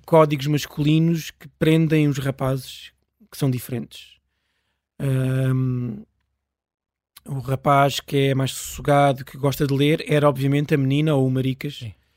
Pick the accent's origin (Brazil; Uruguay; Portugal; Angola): Portugal; Pirescoxe, near Lisbon; a 20 metros da minha casa onde eu nasci